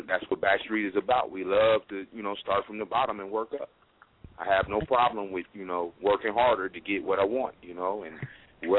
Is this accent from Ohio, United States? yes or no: yes; Toledo, Ohio, United States; now in Dayton, United States; I'm from Toledo, Ohio. I reside in Dayton, Ohio now. I've been in Dayton, Ohio for about 14 years now